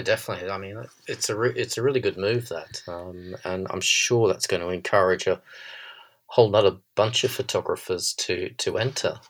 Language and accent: English; Australia; accent: Australian; now in London, United Kingdom; my Australian accent